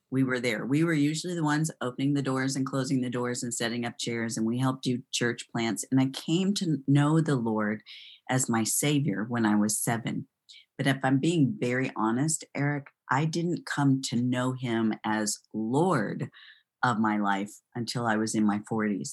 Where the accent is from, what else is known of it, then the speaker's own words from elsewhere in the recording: Kalamazoo, Michigan, United States; moved away as an adult; also born or lived in Florida / Texas; now in Greenville, United States; I'm originally from Kalamazoo, Michigan